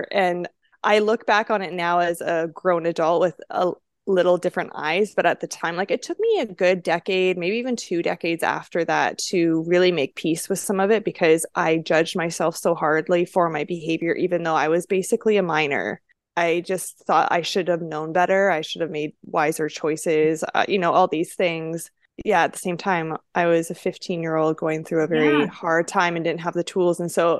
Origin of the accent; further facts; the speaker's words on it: Langley, British Columbia, Canada; now in United States; And so I moved to the States. I grew up in Langley, British Columbia, Canada, but my mom was American.